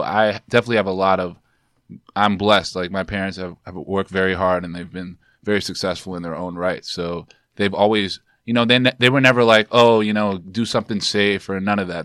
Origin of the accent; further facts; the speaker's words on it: New York City, New York, United States; I'm from, I'm born and raised in Harlem